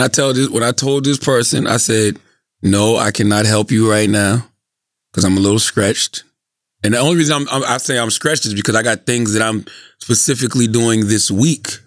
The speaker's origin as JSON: {"language": "English", "town": "Moncks Corner", "region": "South Carolina", "country": "United States", "tie": "born or raised there", "said": "growing up in Monk's Corner"}